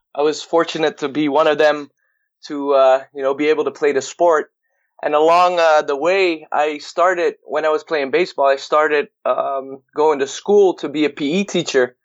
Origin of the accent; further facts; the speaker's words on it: Netherlands; I'm from the Netherlands, and I um, was born in a very small town